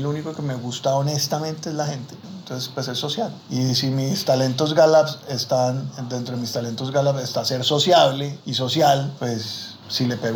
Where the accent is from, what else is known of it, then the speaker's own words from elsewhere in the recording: Buenaventura, Valle del Cauca, Colombia; Me encanta, yo sí, man, yo soy negro de Buenaventura, canchimalo por si hay alguien ahí.